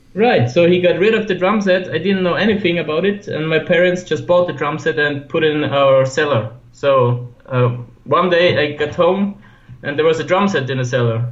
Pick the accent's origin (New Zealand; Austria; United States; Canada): Austria; Gmunden, Upper Austria; moved away; also born or lived in Vienna; I'm from Upper Austria, so it's uh, it's like the lake area where the Alps starts